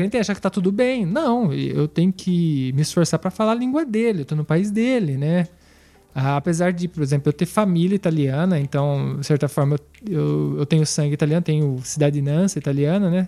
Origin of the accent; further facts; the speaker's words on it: Brazil; now in Piedmont, Italy; nosso sentido brasileiro